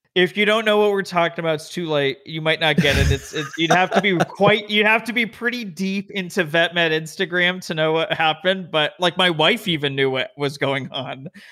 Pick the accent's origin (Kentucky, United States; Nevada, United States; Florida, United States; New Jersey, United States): Nevada, United States; Las Vegas; moved away as an adult; also born or lived in Denver, Colorado; now in California, United States; I was born and raised in Vegas, went to U N L V